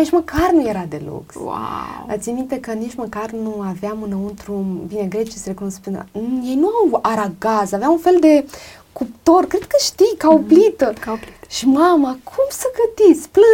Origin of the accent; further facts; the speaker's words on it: Romania; moved away; also born or lived in Greece; sunt româncă